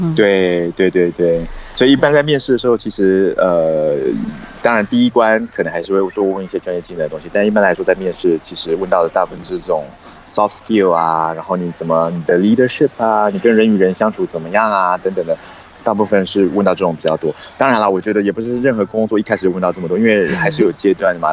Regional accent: Taiwan; moved away as an adult; now in China; 其实我一直以来都是在台湾土生土长，然后读书的嘛

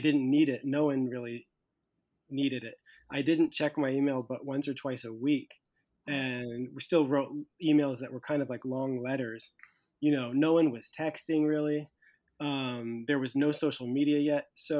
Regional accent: United States; moved away as an adult; now in Paris, France; When I go back to America, I see America through the judging eyes of a European, but when I live my life in Europe, I'm an American, and I'll never be a European in Paris.

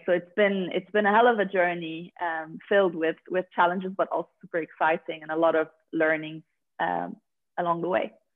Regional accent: Lebanon; moved away as an adult; also born or lived in Dubai / Paris, France; now in London, United Kingdom; I'm basically from Lebanon. That's where I was born and raised

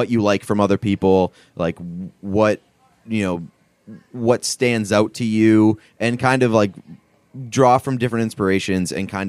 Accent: Boston, Massachusetts, United States; I'm from Boston and I see you two as accomplished individuals in your field at very young ages.

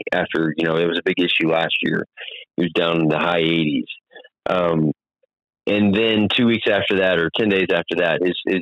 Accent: Texas, United States; moved away; I grew up in Texas following the Rangers.

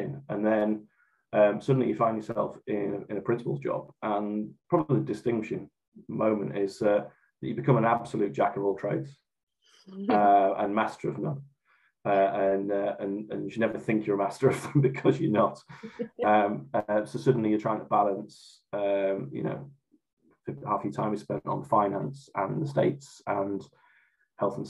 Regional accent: Morecambe, North West England, United Kingdom; moved away as an adult; also born or lived in Newcastle upon Tyne; now in Great Yarmouth, United Kingdom; I'm originally from Morecambe up in Lancashire

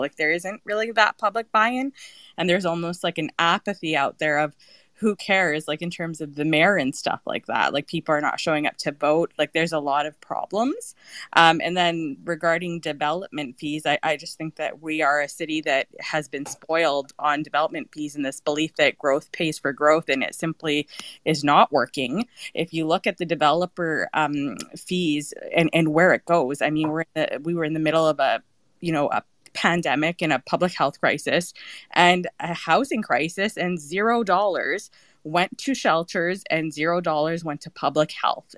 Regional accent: Edmonton, Alberta, Canada; now in Toronto, Canada; I'm originally from Edmonton

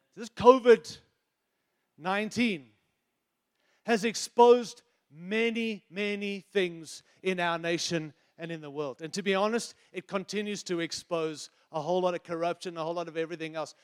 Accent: United States; I'm an American

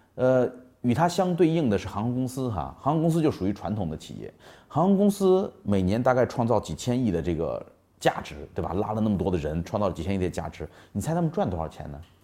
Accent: China; 我们中国人做生意老喜欢做产品

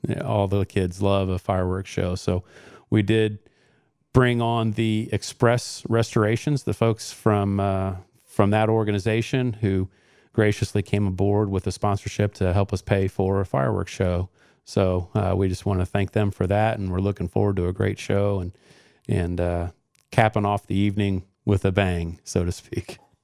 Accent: Johnson County, Indiana, United States; I grew up in Johnson County. I, I'm a graduate of Center Grove Community School Corporation

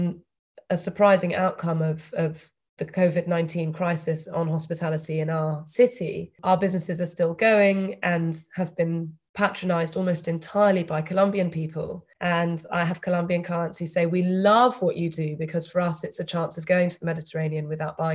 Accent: United Kingdom; accent: British; moved away as an adult; also born or lived in London; I spent the first 22 years of my life living and studying in the UK

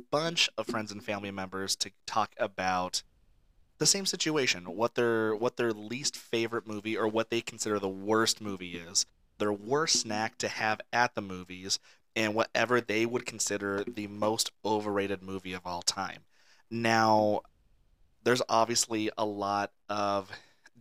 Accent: Mesa, Arizona, United States; now in California, United States; where I grew up out in Mesa, Arizona

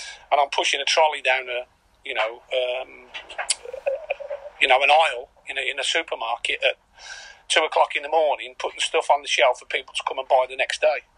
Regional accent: Birmingham, West Midlands, United Kingdom; moved away as an adult; also born or lived in Caerphilly; now in Carlisle, United Kingdom; I'm from Birmingham

